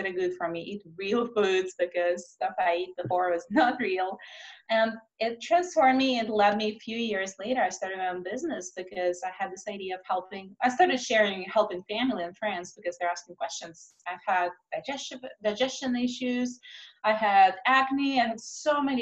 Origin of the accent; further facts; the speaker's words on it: Russia; moved away as an adult; also born or lived in Moscow; now in United States; I grew up in Russia where we struggled to put enough food on the table.